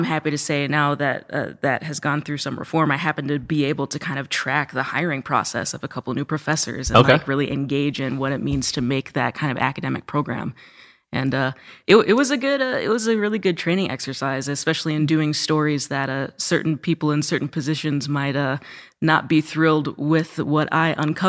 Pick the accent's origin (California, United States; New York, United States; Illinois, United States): Illinois, United States; Roscoe; I'm actually from Roscoe, Illinois, kind of north central Illinois.